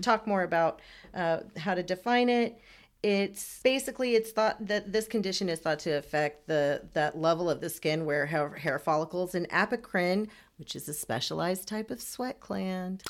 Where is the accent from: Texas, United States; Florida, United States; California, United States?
Texas, United States; Houston; also born or lived in Iran; straight to Houston and have lived in Texas my entire life